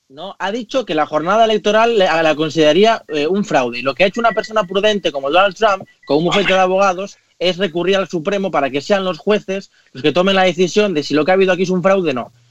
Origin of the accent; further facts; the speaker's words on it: Spain; como español y como europeo